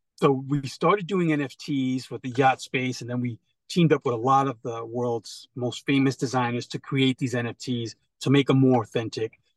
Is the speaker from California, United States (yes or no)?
no; New York, United States; growing up in New York